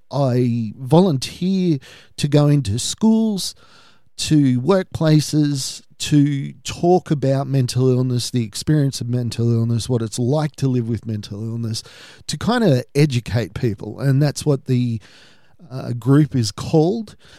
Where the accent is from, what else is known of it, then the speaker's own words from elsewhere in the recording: Australia; my family history is we're Australian for four or five generations, but we're Irish Australian